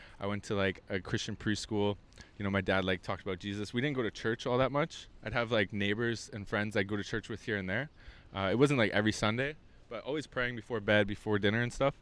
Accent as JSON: {"language": "English", "town": "Calgary", "region": "Alberta", "country": "Canada", "moved": "yes", "lives_now": "Toronto, Canada", "said": "I'm from Calgary."}